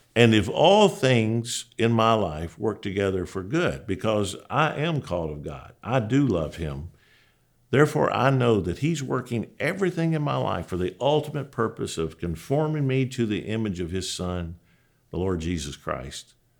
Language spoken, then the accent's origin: English; Julian, Kentucky, United States; moved away; I'm a boy from Julian, Kentucky, and, man, you probably don't even know where Julian is. It's just a crossroads. Literally, when I grew up there, there was a sign that said population eighteen.